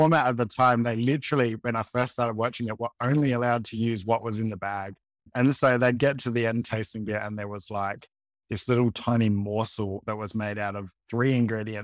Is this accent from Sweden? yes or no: no; Adelaide, South Australia, Australia; I'm Adelaide born and bred, always been here